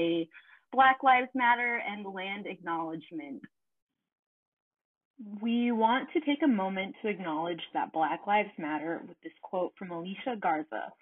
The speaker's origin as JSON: {"language": "English", "town": "Anchorage", "region": "Alaska", "country": "United States", "tie": "born or raised there", "moved": "as an adult", "said": "I grew up in Anchorage pretty much my whole life before coming to Oregon State."}